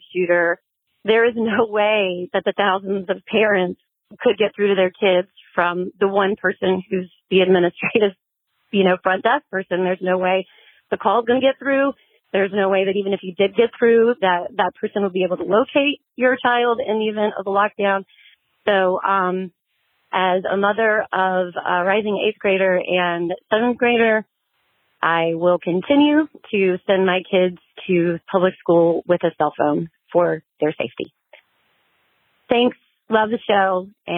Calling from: North Carolina, United States; I'm from North Carolina.

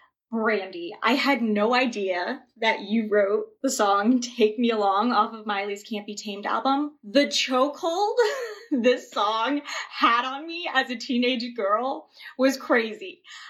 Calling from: Crofton, Maryland, United States; I'm calling from Crofton, Maryland.

